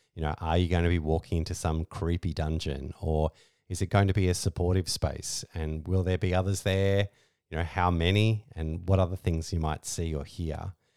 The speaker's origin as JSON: {"language": "English", "country": "Australia", "said": "we're Australian lifestyle kinksters"}